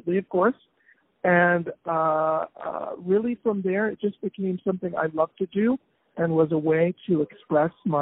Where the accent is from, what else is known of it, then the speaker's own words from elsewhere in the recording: Philadelphia, Pennsylvania, United States; I was born in Philadelphia